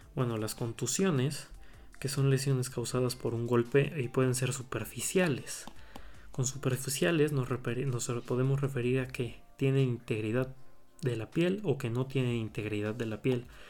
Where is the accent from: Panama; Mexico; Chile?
Mexico; Puebla; soy el Estado de Puebla